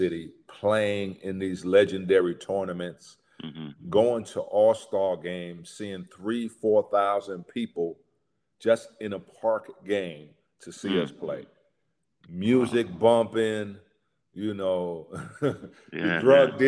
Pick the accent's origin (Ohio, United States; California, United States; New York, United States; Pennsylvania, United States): New York, United States; moved away as an adult; also born or lived in Houston; I'm a New Yorker